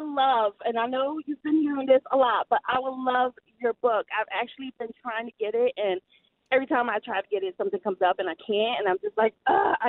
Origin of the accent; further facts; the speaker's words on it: New Jersey, United States; now in Virginia, United States; I'm originally from New Jersey, so all my family's in Jersey.